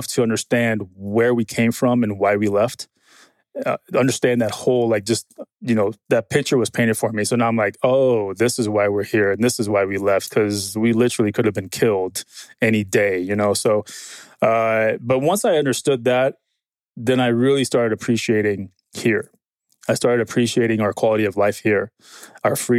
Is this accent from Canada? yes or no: no; Lincoln, Nebraska, United States; moved away as an adult; also born or lived in Kabul, Afghanistan; now in California, United States; that's where I grew up in Lincoln, Nebraska.